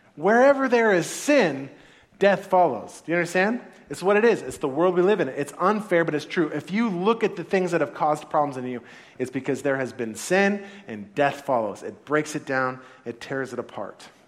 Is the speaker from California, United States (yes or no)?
yes; Santa Clara, California, United States; first language English; I was born in the United States of America. I was born in Santa Clara, actually, in, in California